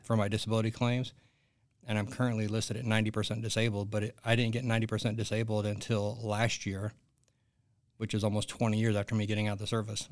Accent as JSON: {"language": "English", "region": "Arkansas", "country": "United States", "tie": "born or raised there", "said": "I grew up in the, in the sticks in Arkansas"}